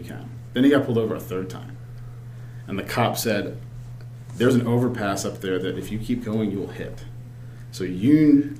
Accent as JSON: {"language": "English", "region": "Virginia", "country": "United States", "moved": "yes", "lives_now": "Michigan, United States", "said": "I'm originally from the East Coast, Virginia."}